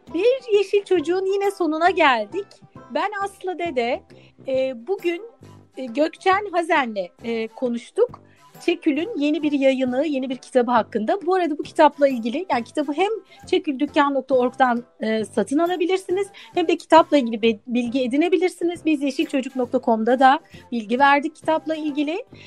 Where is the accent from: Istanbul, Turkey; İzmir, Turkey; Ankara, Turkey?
Istanbul, Turkey; Ben de İstanbul'da doğdum, büyüdüm. Bakırköy ilçesinde